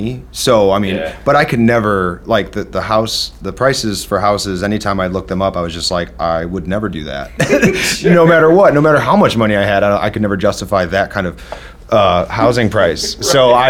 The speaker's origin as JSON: {"language": "English", "region": "Midwest", "country": "United States", "tie": "born or raised there", "said": "Growing up in the Midwest, you don't see that stuff."}